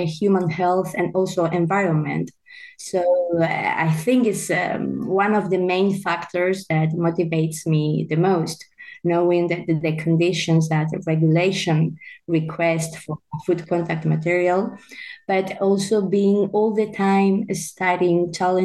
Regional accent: Valencia, Valencian Community, Spain; also born or lived in Italy / northern Spain; I'm from Valencia in Spain

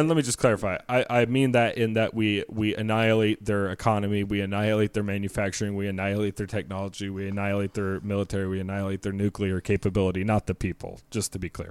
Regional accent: United States; as an American

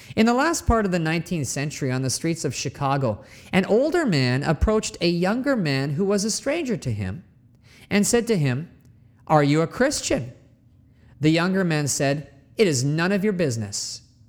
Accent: Canada; moved away; my home country of Canada

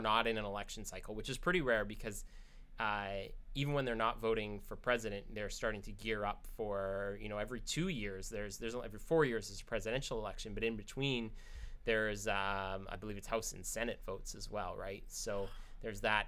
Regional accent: United States; now in Canada; as an American

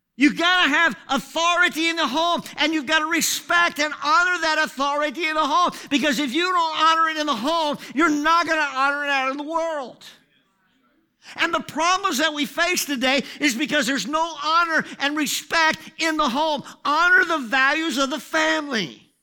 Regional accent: United States; I'm this guy from America

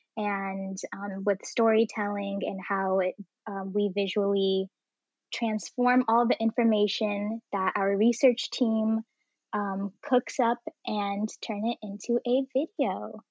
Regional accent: Bay Area, California, United States; I grew up in the Bay Area

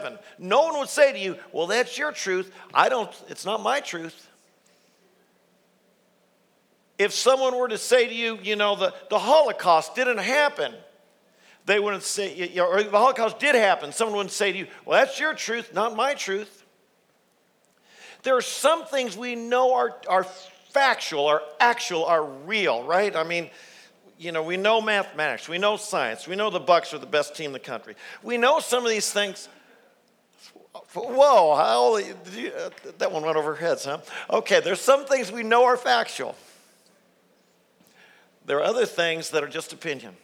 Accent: Worthington, Ohio, United States; I grew up right here in Worthington, Ohio

